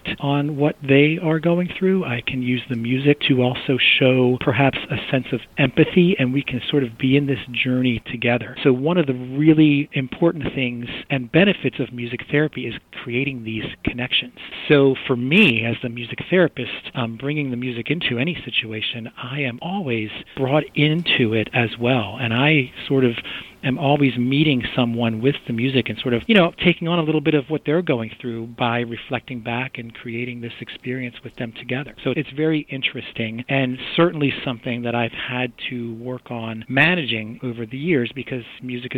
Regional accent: Baltimore, Maryland, United States; I grew up born and bred in Baltimore

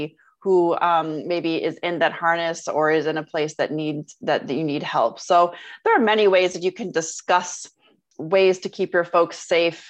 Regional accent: Michigan, United States; I grew up in Michigan

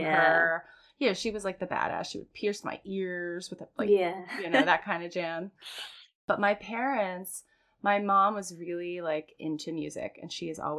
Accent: Florida, United States; I'm from Florida

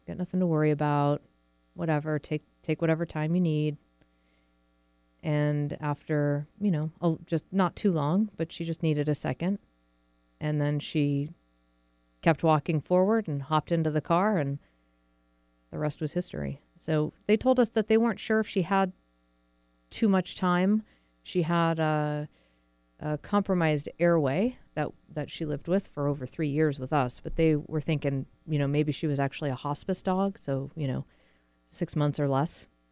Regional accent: New England, United States; moved away as an adult; now in Seattle, United States; I was born and raised in New England, but I've lived out in Seattle for about 16 years now

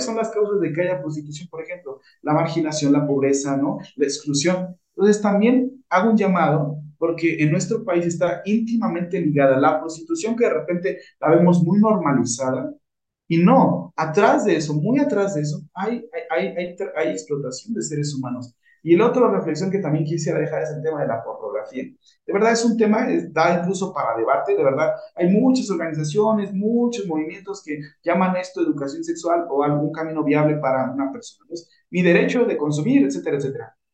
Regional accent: Mexico

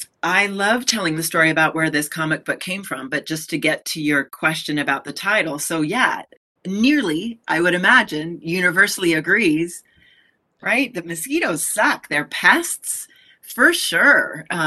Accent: California, United States; So I told you that I came from California and did some work in science classrooms

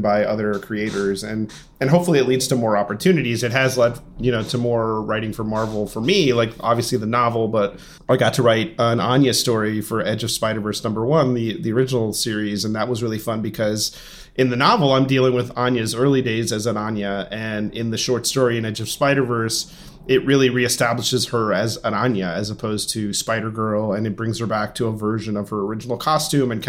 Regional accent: Miami, Florida, United States; My parents are Cuban. I was born and raised in Miami

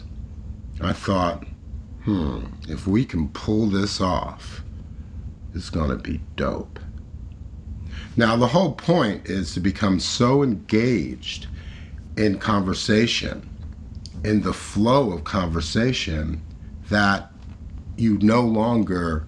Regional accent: New York City, New York, United States; based in my hometown, NYC

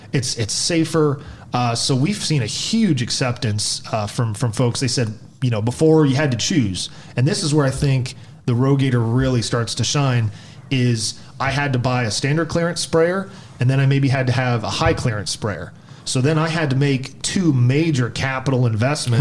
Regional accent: Black Swamp area, Northwest Ohio, United States; grew up in Northwest Ohio, the the Black Swamp area

